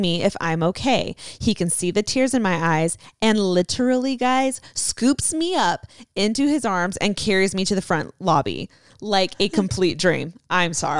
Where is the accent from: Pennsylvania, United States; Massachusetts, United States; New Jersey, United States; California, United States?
California, United States; Southern; We're both from Southern California